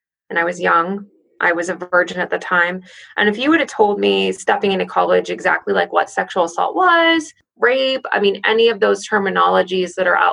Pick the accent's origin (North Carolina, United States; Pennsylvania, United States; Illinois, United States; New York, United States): Pennsylvania, United States; central; moved away as an adult; also born or lived in Pittsburgh, Pennsylvania; I lived in like central Pennsylvania and I went to school